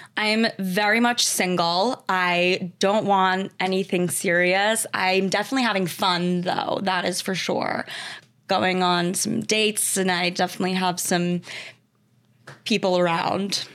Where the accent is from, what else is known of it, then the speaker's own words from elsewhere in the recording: Westchester, New York, United States; Grew up in Westchester, New York